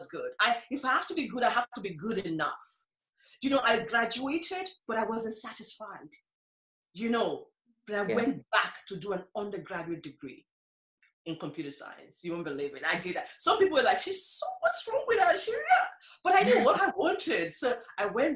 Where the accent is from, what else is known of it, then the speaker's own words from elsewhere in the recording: Nigeria; moved away as an adult; now in Ireland; I was originally from Nigeria